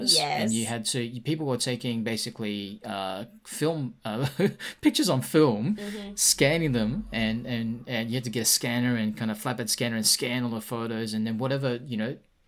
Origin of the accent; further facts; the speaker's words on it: Sydney, New South Wales, Australia; I grew up in Sydney